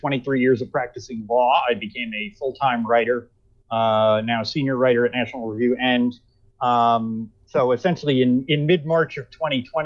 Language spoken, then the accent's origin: English; Nanuet, New York, United States; also born or lived in Teaneck, New Jersey / Montvale, New Jersey; I grew up in Nanuet, New York